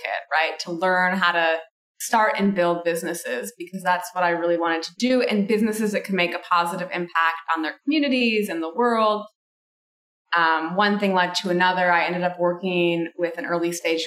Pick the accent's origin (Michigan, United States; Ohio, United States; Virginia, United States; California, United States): Michigan, United States; I grew up in Michigan and my family kind of originated from Italy.